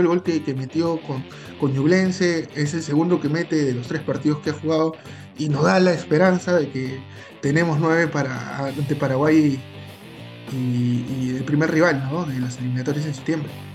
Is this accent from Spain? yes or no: no; Peru; somos los peruanos